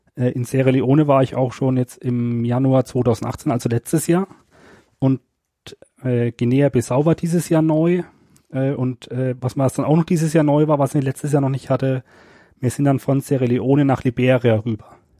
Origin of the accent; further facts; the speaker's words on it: Germany; bei uns in Deutschland